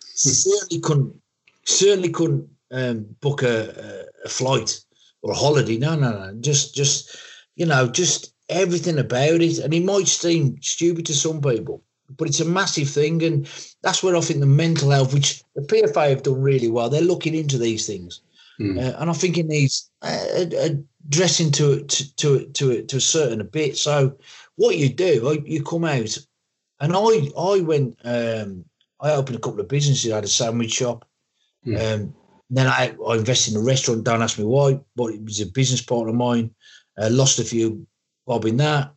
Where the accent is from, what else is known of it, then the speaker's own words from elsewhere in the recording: Wolverhampton, West Midlands, United Kingdom; accent: Black Country; moved away as an adult; now in Warwickshire, United Kingdom; living in born and bred in Wolverhampton